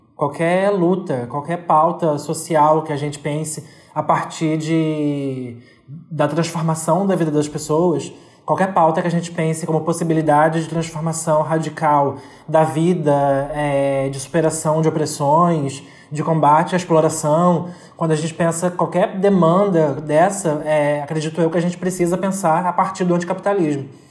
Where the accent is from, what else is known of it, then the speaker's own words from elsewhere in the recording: São Gonçalo, Rio de Janeiro, Brazil; eu sou de São Gonçalo, que é uma região, é uma cidade periférica aqui do Rio de Janeiro, e eu sou especificamente do Zumbi